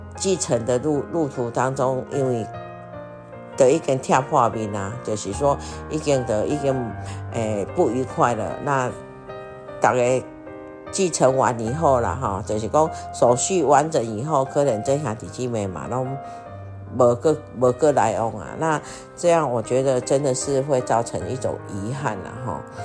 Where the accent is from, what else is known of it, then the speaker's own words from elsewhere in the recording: Taiwan; moved away; 我们台湾人